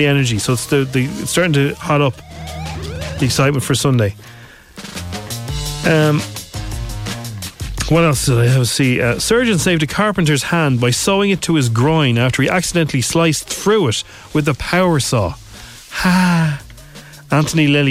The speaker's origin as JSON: {"language": "English", "country": "Ireland", "said": "I'm Irish"}